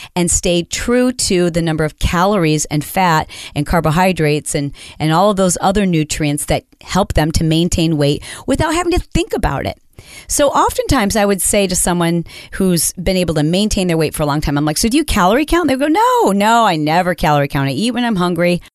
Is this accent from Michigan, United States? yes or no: yes; Michigan, United States; I grew up in Michigan